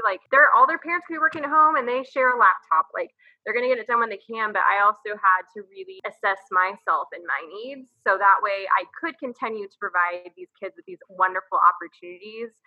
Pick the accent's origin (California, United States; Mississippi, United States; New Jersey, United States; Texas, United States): Texas, United States; San Antonio; moved away as an adult; now in Austin, United States; I am a native Texan. I'm from San Antonio.